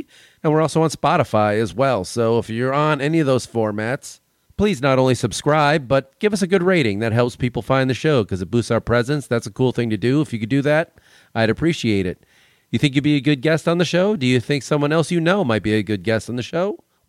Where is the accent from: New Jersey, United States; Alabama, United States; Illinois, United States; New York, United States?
Illinois, United States; Chicago; Well, I'm from Chicago.